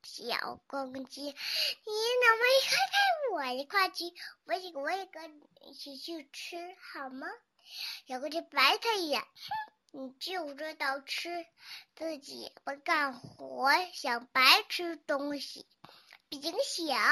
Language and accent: Chinese; Tianjin, China; 大家好，我来自七星市红桥区， … 今年我还不到四岁。